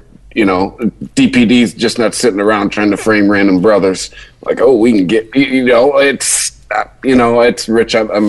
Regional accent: Detroit, Michigan, United States; I'm from Detroit.

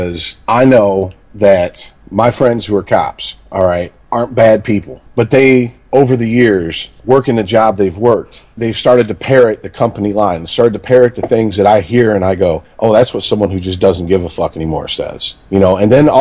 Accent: Detroit, Michigan, United States; also born or lived in Florida; I grew up in and around Detroit

